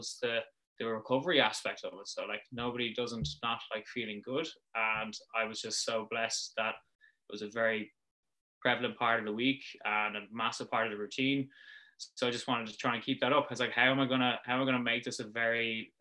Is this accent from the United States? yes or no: no; Dublin, Leinster, Ireland; also born or lived in Cork / Wicklow; We're originally from Cork, my family. I moved up to Dublin when we were about four.